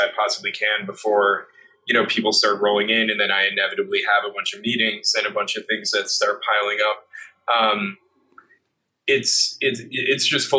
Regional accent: New York, United States; especially being a New Yorker, you take for granted that you should be socializing in certain ways.

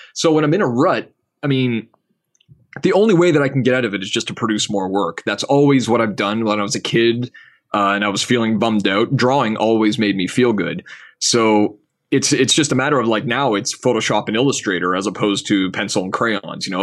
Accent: Canada; being a Canadian, you know, like, from up here

